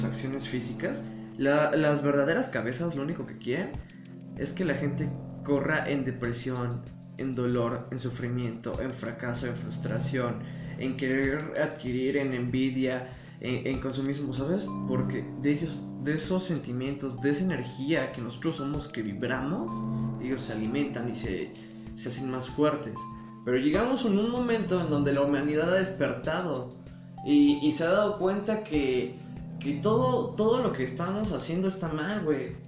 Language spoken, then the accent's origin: Spanish; Mexico